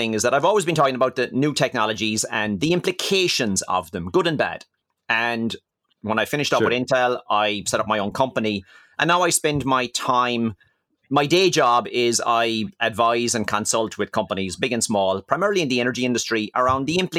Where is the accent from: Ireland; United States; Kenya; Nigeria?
Ireland; moved away as an adult; now in France; So I'm an Irish guy, and obviously living in France for the last 20 years.